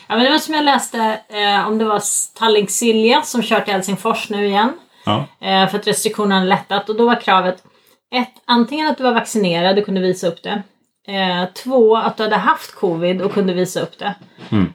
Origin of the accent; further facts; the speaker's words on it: Stockholm, Stockholm County, Sweden; now in Norrland, Sweden; man som stockholmare tänker att Stockholm ligger i mitten